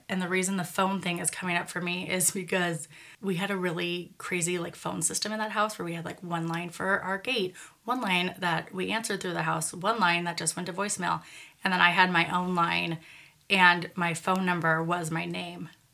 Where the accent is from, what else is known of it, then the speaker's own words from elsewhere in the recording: Redwood City, California, United States; where I grew up in Redwood City, and then where I moved